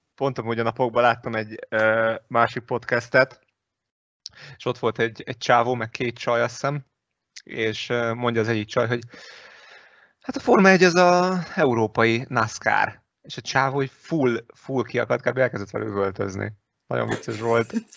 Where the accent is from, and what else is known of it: Hungary